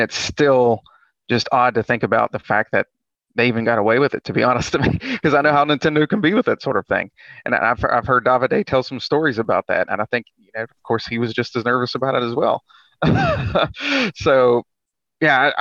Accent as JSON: {"language": "English", "region": "West Virginia", "country": "United States", "said": "I'm from West Virginia"}